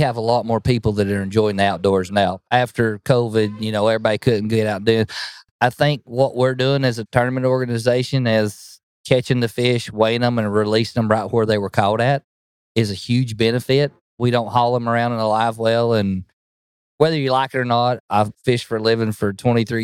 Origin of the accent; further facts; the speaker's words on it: Spring City, Tennessee, United States; I'm from Spring City, Tennessee, right near Lake Chickamauga. Probably everybody's heard of Lake Chickamauga, but born and raised there for all my life. Grew up on the Tennessee River